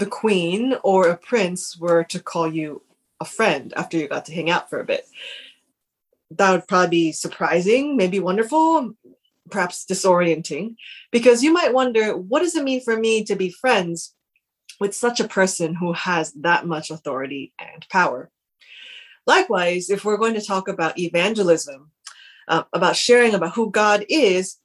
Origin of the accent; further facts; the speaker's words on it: United States; now in United Kingdom; I'm Korean American, we both are